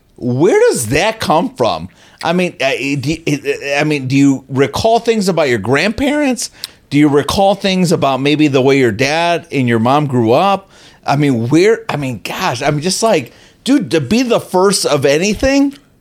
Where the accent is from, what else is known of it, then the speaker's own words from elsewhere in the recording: Chicago, Illinois, United States; I'm from Chicago